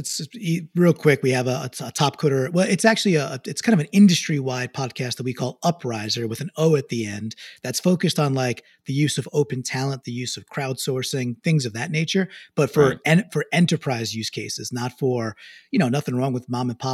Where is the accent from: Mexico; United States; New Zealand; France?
United States; New York; now in Connecticut, United States; I'm a New Yorker. I love New York.